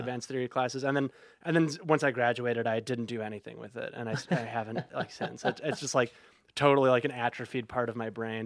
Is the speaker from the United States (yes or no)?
yes; Oak Park, Illinois, United States; I'm from Oak Park originally